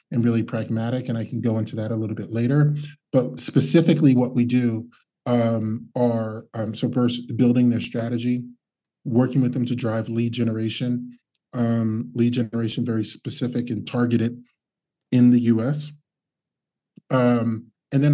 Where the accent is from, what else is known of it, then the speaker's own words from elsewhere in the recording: Cincinnati, Ohio, United States; moved away as an adult; also born or lived in New Jersey / Lyon, France; now in Switzerland; I'm originally from the United States, grew up in Ohio, which is middle of the US, Midwest on the outskirts of a city called Cincinnati